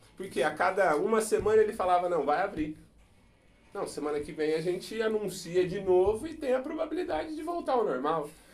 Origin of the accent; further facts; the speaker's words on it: Brazil; Nós como brasileiros